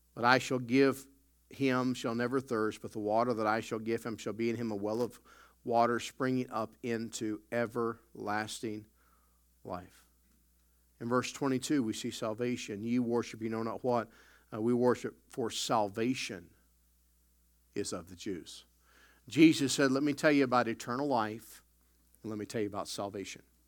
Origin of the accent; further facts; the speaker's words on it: the South, United States; also born or lived in Chicago; now in Canada; I grew up in the South